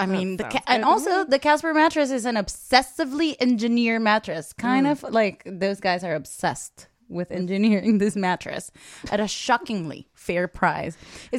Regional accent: United Kingdom; I am British.

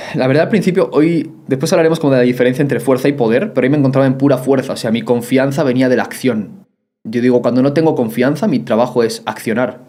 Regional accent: Soria, Castile and León, Spain; yo nací en Soria, en España

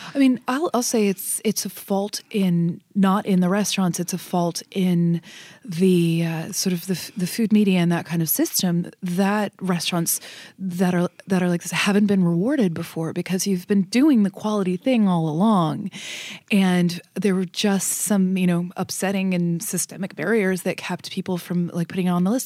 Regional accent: Northern Kentucky, United States; I grew up in Northern Kentucky, um, outside of Cincinnati

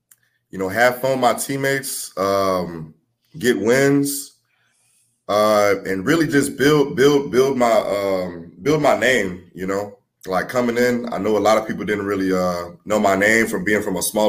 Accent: New Orleans, Louisiana, United States; born there; so I was born in New Orleans, and and then we were displaced by Katrina, and I was actually in the Superdome when I was 5 or 6 years old

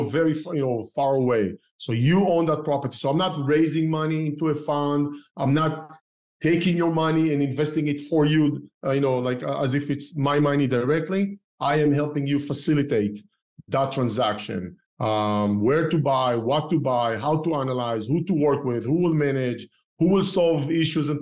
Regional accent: Israel; moved away as an adult; also born or lived in Tel Aviv, Israel / Northern California, United States; now in Southern California, United States; I started investing while I grew up in Israel. While I used to live in Tel Aviv as a young engineer

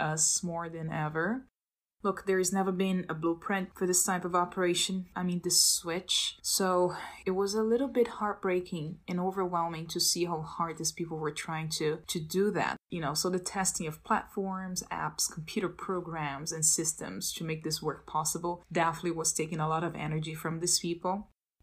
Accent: Belo Horizonte, Minas Gerais, Brazil; English is a second language; moved away as an adult; now in Boston, United States; I was born and raised in Belo Horizonte, capital of Minas State, in southeast of Brazil

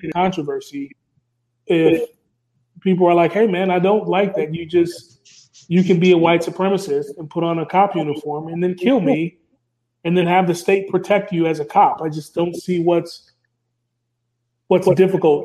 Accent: Minnesota, United States; I'm from Minnesota.

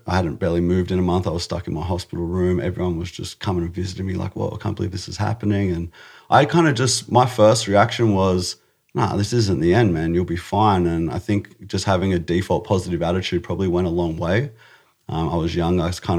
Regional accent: Australia; It was cool. Yeah, it was good. I did a lot of skateboarding, and I did a lot of karate.

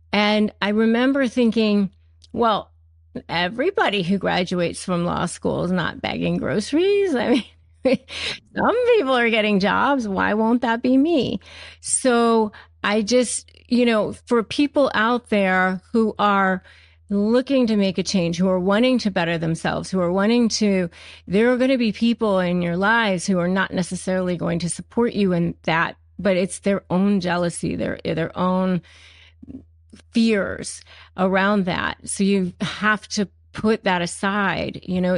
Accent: United States; I was living in Florida at the time. I grew up in Washington, D.C. or in Northern Virginia, but I was living in Florida at the time and teaching school.

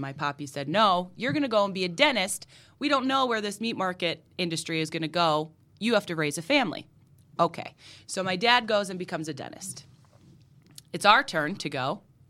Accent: Dunmore, Pennsylvania, United States; Born and raised in Dunmore, and my mom is born and raised in Scranton.

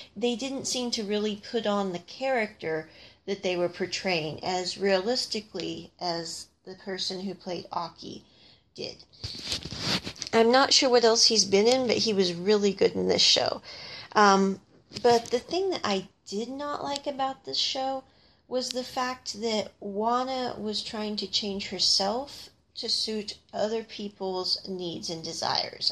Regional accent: Midwest, United States; I grew up in the Midwest

